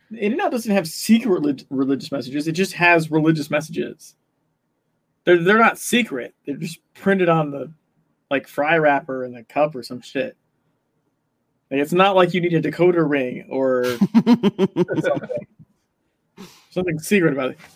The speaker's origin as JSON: {"language": "English", "region": "California", "country": "United States", "said": "I'm originally from California, moved around a lot, and like went back to California, and now I'm not there anymore."}